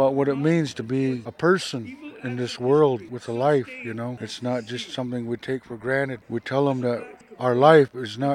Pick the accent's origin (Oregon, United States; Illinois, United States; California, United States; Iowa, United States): Oregon, United States; Celilo; Growing up in Celilo